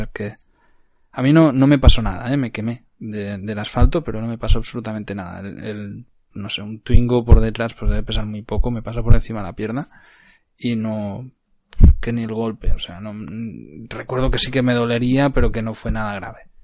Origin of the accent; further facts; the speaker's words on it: Cardedeu, Catalonia, Spain; moved away; also born or lived in Barcelona; Yo soy nacido en Barcelona, pero he crecido mi vida en Cardedeu, que estaba ubicado a treinta y pocos kilómetros de Barcelona.